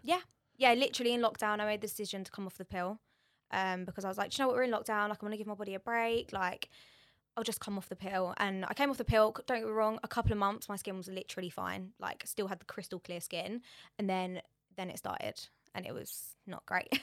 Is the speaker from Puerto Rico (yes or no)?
no; Borehamwood, East of England, United Kingdom; I'm from Borehamwood